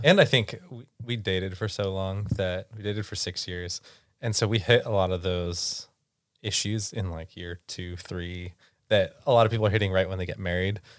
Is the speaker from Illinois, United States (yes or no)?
no; San Diego, California, United States; moved away as an adult; also born or lived in Santa Barbara; now in Seattle, United States; We are originally from San Diego, California